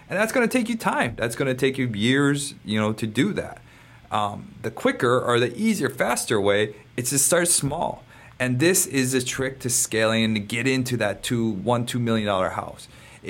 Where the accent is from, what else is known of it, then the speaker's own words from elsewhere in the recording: Hawaii, United States; I'm your Hawaiian money guy.